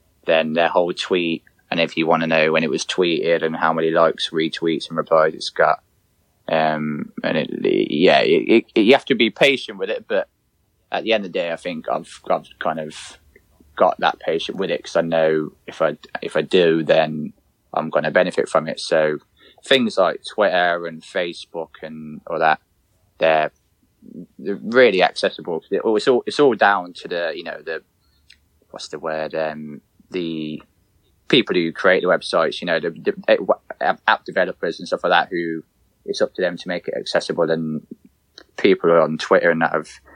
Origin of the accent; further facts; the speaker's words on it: Coventry, West Midlands, United Kingdom; go to Coventry games and stuff like that in obviously my hometown